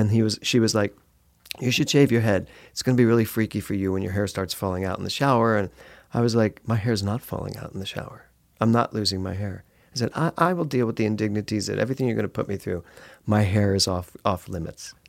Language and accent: English; Philadelphia, Pennsylvania, United States; now in Los Angeles, United States; I'm from Philly